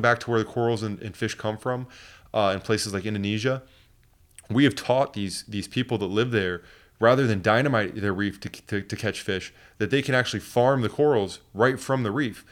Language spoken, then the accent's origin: English; Port Orange, Florida, United States; also born or lived in New Smyrna Beach; growing up in the Port Orange and New Smyrna area here